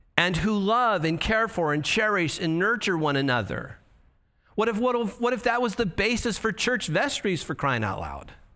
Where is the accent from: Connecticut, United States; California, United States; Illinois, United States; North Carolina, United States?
California, United States; Santa Ana; also born or lived in Yorba Linda / Boise; I'm from Santa Ana.